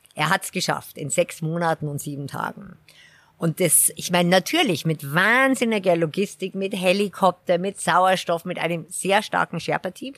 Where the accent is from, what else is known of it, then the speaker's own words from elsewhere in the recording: Garmisch-Partenkirchen, Bavaria, Germany; moved away as an adult; also born or lived in England / Switzerland / Nepal; ich bin ja hier in Garmisch aufgewachsen